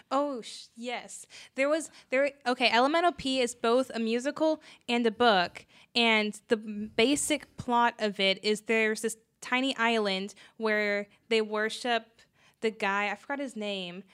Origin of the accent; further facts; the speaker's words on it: United States; since we are in America, we're American citizens